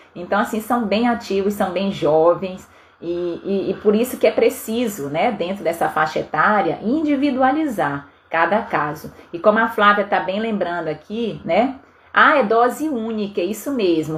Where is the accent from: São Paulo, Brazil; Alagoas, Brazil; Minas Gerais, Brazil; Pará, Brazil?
Pará, Brazil; moved away; Eu sou paraense, então eu sou do norte do Brasil